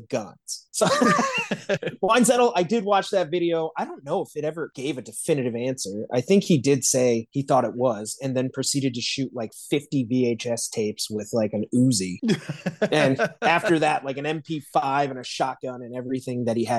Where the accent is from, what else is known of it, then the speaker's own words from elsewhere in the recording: South Bend, Indiana, United States; I'm from South Bend.